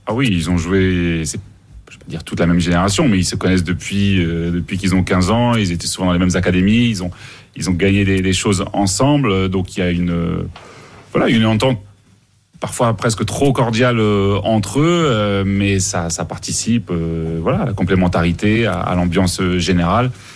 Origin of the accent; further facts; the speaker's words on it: Mali; même à Bamako, chez nous au Mali